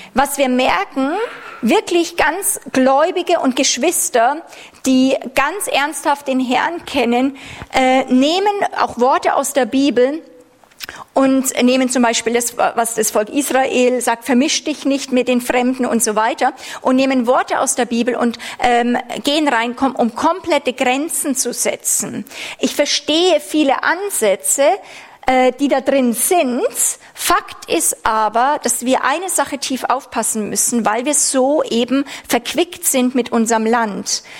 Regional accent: Germany; als Deutsche durften wir ja lange Jahre haben wir uns nicht wohlgefühlt, Deutschland zu sagen.

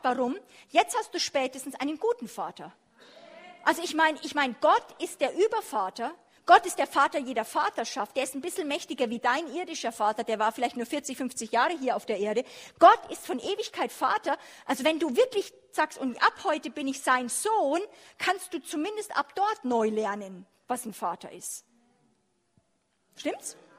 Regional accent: Germany; wir als Deutsche

